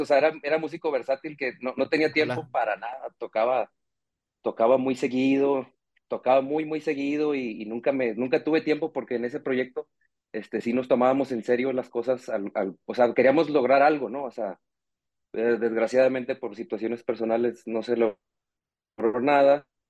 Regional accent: Nuevo Laredo, Tamaulipas, Mexico; moved away as an adult; now in Guadalajara, Mexico; Yo soy de, de Nuevo Laredo, Tamaulipas, en realidad, pero vivo aquí en Guadalajara desde hace 12 años

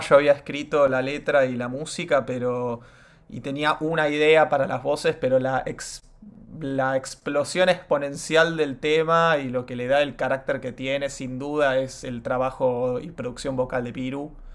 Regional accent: Argentina; also born or lived in United States; yo no nací acá, yo nací en Estados Unidos y mis viejos se vuelven a la Argentina a final del 2002

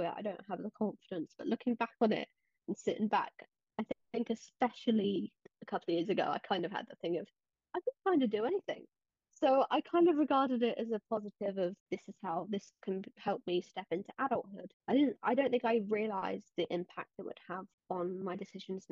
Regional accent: England, United Kingdom; I'm 18. I'm from England.

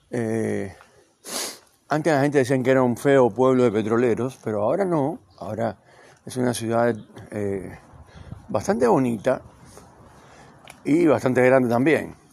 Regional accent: Argentina; Yo me considero un ciudadano del mundo. Tengo nacionalidad argentina, pero soy un ciudadano del mundo.

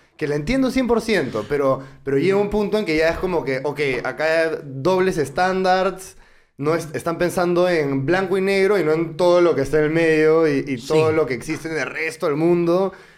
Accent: Peru

